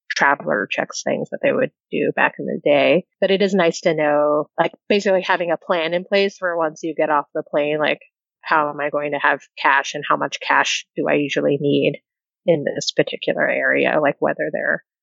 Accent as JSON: {"language": "English", "country": "United States", "said": "the ways in which I am very American"}